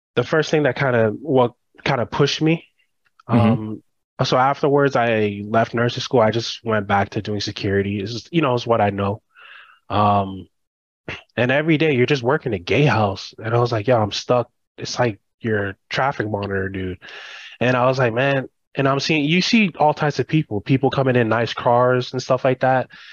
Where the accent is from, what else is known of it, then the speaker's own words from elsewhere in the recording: United States; first generation. I was born and raised here, but I grew up in the Haitian culture